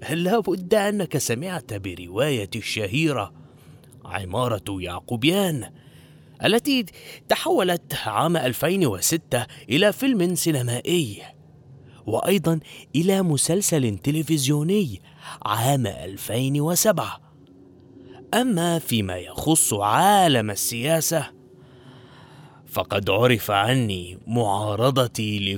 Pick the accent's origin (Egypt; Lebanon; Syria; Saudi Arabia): Egypt; انا طبيب اسنان من مصر